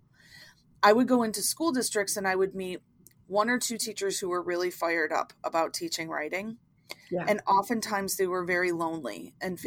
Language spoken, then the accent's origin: English; Buffalo, New York, United States; I'm from Buffalo, New York.